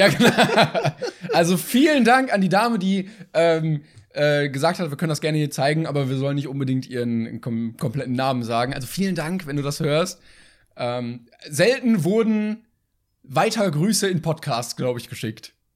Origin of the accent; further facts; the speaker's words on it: Sydney, New South Wales, Australia; German is a second language; ich bin in Sydney geboren und aufgewachsen, ich bin tatsächlich Australierin, ich bin keine Deutsche